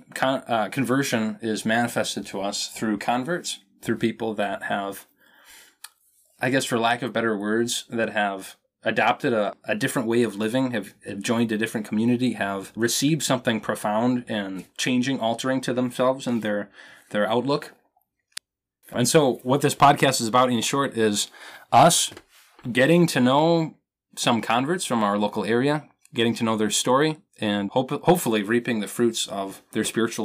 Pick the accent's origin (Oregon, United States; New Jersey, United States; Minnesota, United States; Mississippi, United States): Minnesota, United States; I am a Minnesotan man.